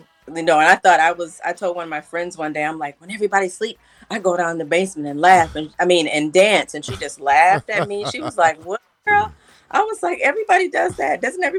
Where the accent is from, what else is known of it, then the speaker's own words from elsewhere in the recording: Minnesota, United States; moved away; I'm from Minnesota.